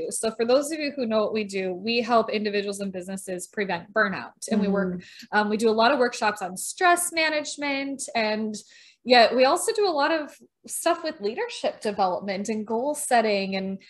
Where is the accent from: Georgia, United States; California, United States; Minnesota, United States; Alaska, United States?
Minnesota, United States; accent: Minnesotan; They would make fun of me for my Minnesotan accent